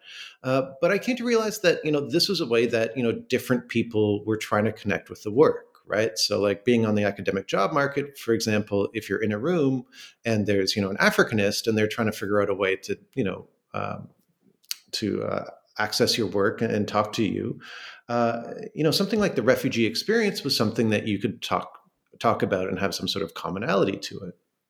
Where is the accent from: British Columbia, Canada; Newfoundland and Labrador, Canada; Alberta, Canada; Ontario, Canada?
Ontario, Canada; Toronto; Initially, I'm from Toronto, which is a city in Canada, and I did my bachelor's degree at the University of Toronto